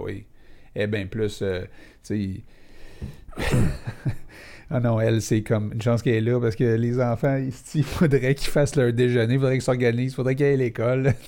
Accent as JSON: {"language": "French", "town": "Laval", "region": "Quebec", "country": "Canada", "said": "on vient de Laval"}